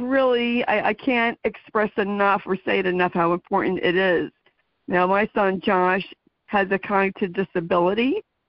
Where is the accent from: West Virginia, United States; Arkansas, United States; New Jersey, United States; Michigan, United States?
New Jersey, United States; I am from New Jersey